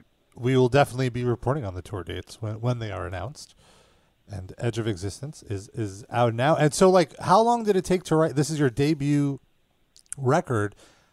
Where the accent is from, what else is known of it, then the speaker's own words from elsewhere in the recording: New York City, New York, United States; when I grew up on Brighton